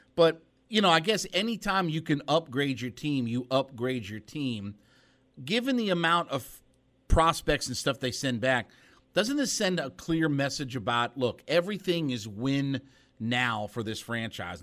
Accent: Northeast Ohio, United States; I grew up in Northeast Ohio.

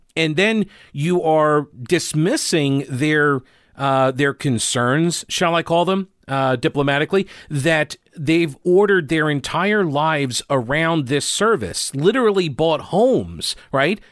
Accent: United States; now in North Carolina, United States; I'm originally from New York

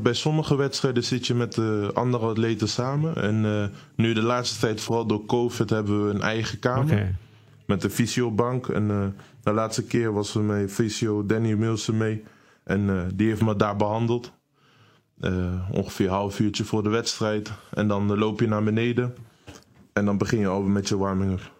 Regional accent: Netherlands; Eh, ik ben hier opgegroeid, ik ben hier geboren.

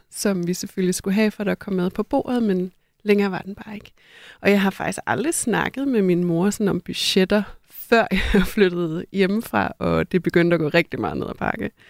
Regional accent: North Jutland, Denmark; Da jeg voksede op, jeg er fra Nordjylland og voksede op med øh, en øh, mor

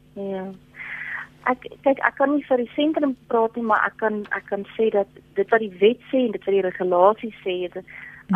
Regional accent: South Africa

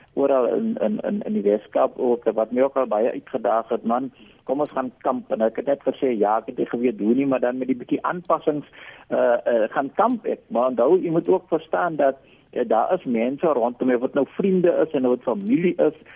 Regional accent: South Africa; ons as Suid-Afrikaners

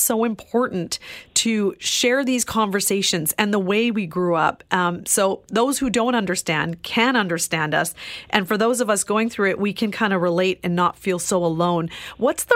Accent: Vancouver, British Columbia, Canada; I grew up in Vancouver

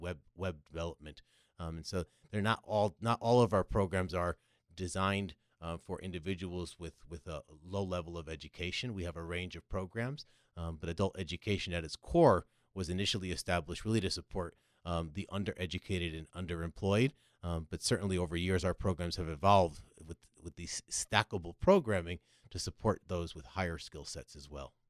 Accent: Connecticut, United States; moved away as an adult; also born or lived in New York City / Los Angeles; now in San Diego, United States; From Connecticut, so between Boston and New York, you get a little of either

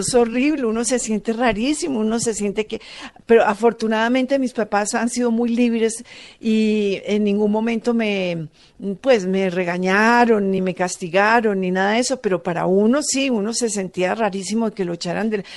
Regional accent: Manizales, Caldas, Colombia; yo soy de Manizales y vengo de una zona donde las casas las pintan de todos los colores.

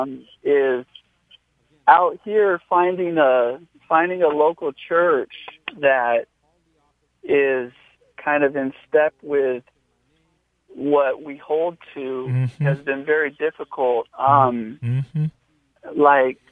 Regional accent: Upland, California, United States; now in Redlands, United States; I'm from Upland, so it's a little more west from Redlands. But, yeah, same area

